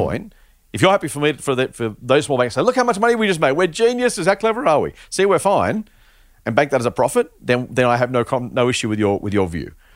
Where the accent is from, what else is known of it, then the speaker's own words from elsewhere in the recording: Australia; as an Australian, uh, investor, consumer, s, citizen, resident